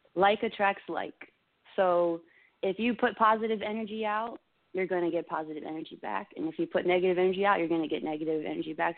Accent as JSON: {"language": "English", "region": "Maryland", "country": "United States", "tie": "born or raised there", "also_born_or_lived": "Florida", "moved": "as an adult", "said": "I was born in Florida. I was raised in Maryland"}